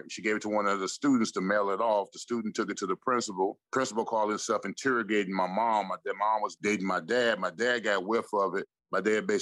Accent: Orlando, Florida, United States; also born or lived in Washington, D.C. / Maryland; my mom took the job and we moved from Maryland to Orlando when I was like 10 years old.

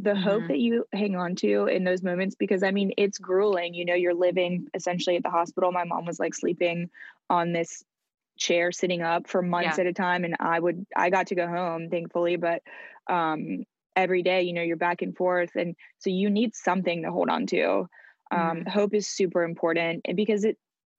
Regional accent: France; moved away; I grew up in France

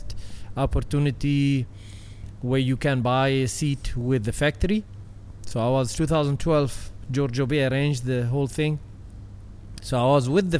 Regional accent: United Arab Emirates; in my home country, in the dunes

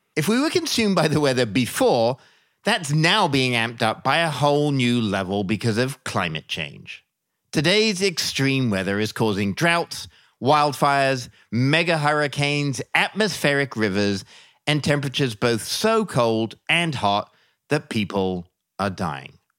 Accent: England, United Kingdom; moved away; I grew up in England

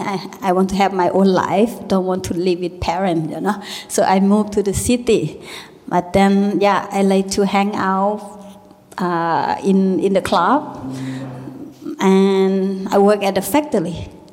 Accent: Thailand; English is a second language; moved away; also born or lived in Berlin; the way how I grow up, you know, live with a uh, little small village in Thailand.

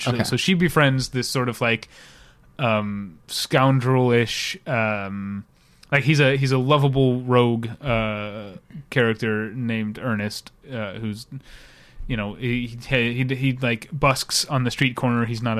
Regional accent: United States; I'm American.

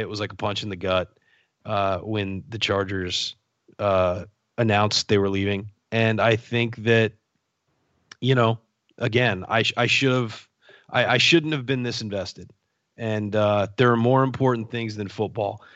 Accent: San Diego, California, United States; San Diego, my hometown, uh, where I grew up and, and have lived for most of my life

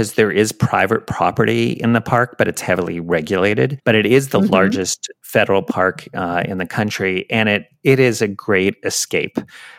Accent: New York City, New York, United States; Carnegie Hall, which is in my hometown, in your hometown of New York City.

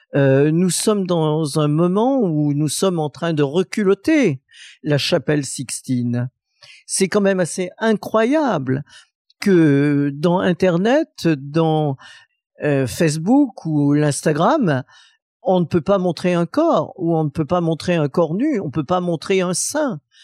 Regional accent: Saint-Étienne, Auvergne-Rhône-Alpes, France; Saint-Étienne ma ville natale

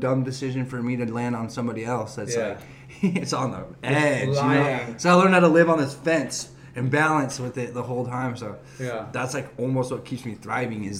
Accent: Huntington Beach, California, United States; born or raised there; also born or lived in Murrieta, California / Canyon Lake, California

